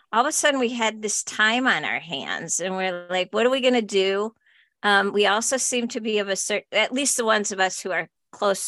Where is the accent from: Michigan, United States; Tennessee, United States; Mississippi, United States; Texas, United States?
Michigan, United States; Upper Peninsula; So we are both from Michigan, which is another interesting fun fact. Right. I, however, was born up in the UP